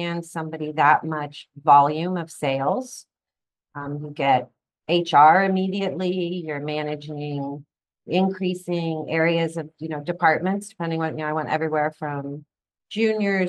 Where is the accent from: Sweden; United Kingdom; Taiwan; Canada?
United Kingdom; London; moved away as an adult; also born or lived in Mexico / Venezuela / Spain / Boston; now in Florida, United States; I was actually raised in London, England, or I was born in Mexico, lived in Venezuela, Spain, and then I was about four when we settled in London